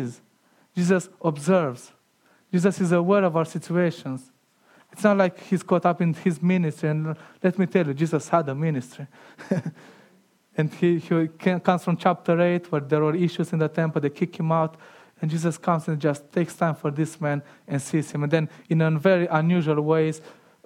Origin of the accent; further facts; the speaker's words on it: Romania; moved away; growing up in Romania